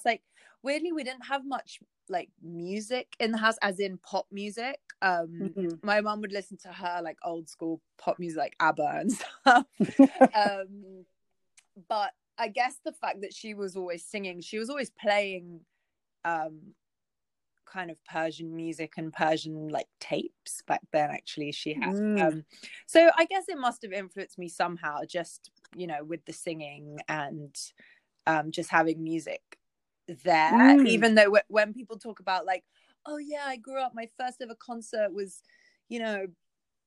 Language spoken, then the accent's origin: English; London, United Kingdom; I am from London, from Northwest London.